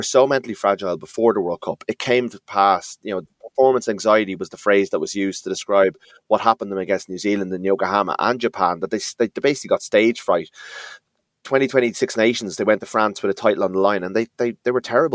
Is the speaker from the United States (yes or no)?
no; Ireland; we got to enjoy these moments as Irish people